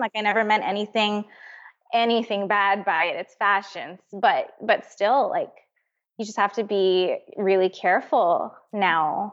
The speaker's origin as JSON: {"language": "English", "country": "Northern Mariana Islands", "tie": "born or raised there", "moved": "as an adult", "said": "I'm from Saipan. It's a tiny little island in the Pacific."}